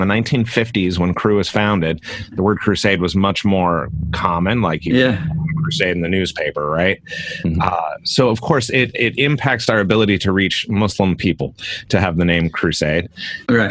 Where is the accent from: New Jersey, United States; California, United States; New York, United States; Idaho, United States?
California, United States; Concord; I grew up in California in the East Bay of San Francisco in a little town called Concord, California